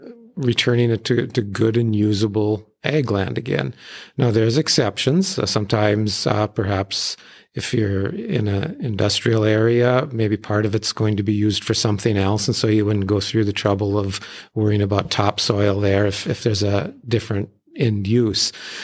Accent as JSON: {"language": "English", "town": "Hazen", "region": "North Dakota", "country": "United States", "tie": "born or raised there", "said": "growing up in the Hazen area and ranching there, I'm right in kind of the heart of coal country."}